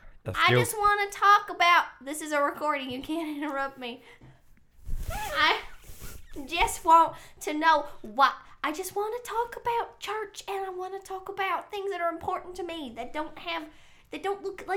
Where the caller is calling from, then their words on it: Tennessee, United States